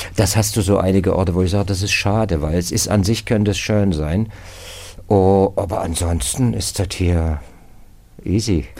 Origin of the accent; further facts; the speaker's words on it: Dresden, Saxony, Germany; moved away as an adult; also born or lived in Berlin; now in Ruhr area, Germany; Ich wollte als Kind in Dresden an der Elbe Fährmann werden